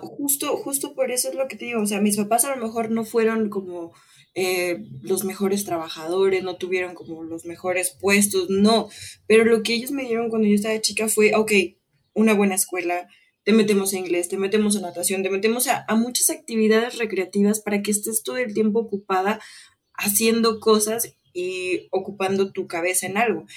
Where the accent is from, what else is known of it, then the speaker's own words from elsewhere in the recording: Mexico; nosotros como mexicanos